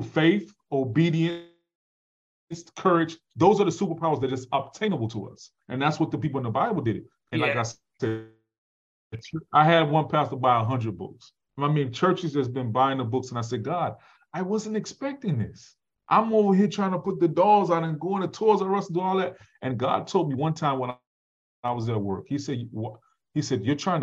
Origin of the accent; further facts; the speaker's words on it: Chicago, Illinois, United States; I came from the Chicago Project and my mother's on drugs